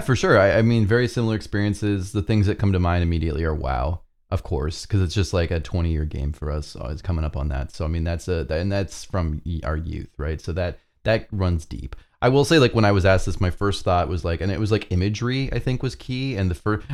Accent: Canada; as a Canadian who doesn't have access to Dunkin' Donuts

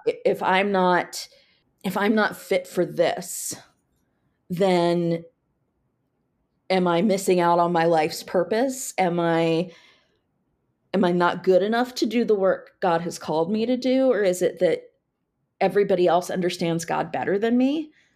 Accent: Frederick, Maryland, United States; I grew up in Frederick, so was very familiar with D C

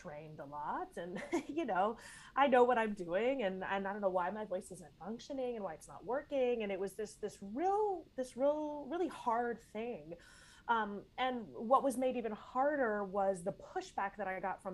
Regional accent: Tyler, Texas, United States; moved away; I'm from Texas originally. I'm from Tyler, Texas, which is a town in East Texas

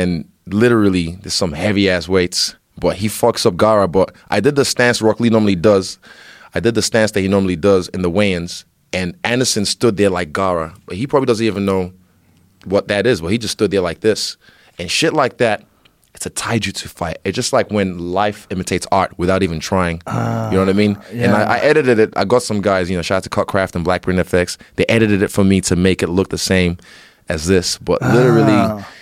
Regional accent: Rotorua, Bay of Plenty, New Zealand; also born or lived in Nigeria; where I grew up in Rotorua

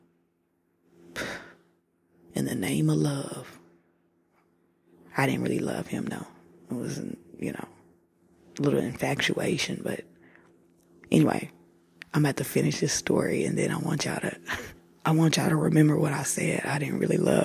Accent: Tulsa, Oklahoma, United States; I'm from Tulsa

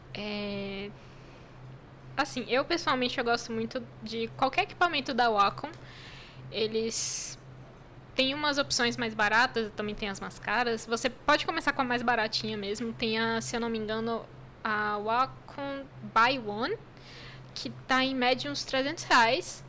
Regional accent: Brazil; eu fiquei a única brasileira lá na escola

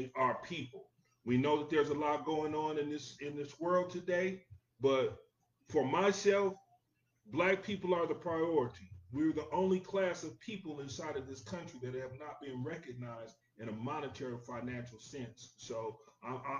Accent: United States; I'm an American.

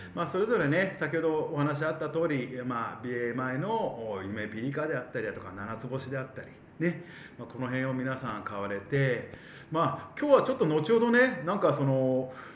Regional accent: Abashiri, Hokkaido, Japan; 出身はですね、えー、網走市ということで

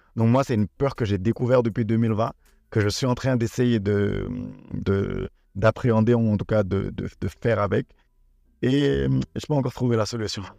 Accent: Senegal; also born or lived in Benin; je suis béninois, mais j'ai grandi et je vis actuellement au Sénégal.

